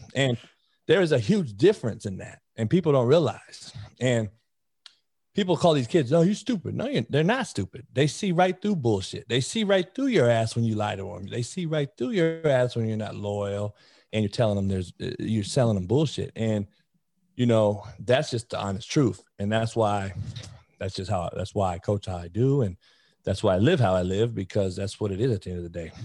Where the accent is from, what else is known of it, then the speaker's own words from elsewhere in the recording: Compton, California, United States; I was the only white kid growing up in Compton.